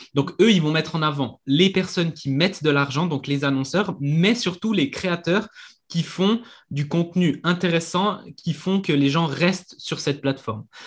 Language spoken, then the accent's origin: French; Switzerland; je viens de Suisse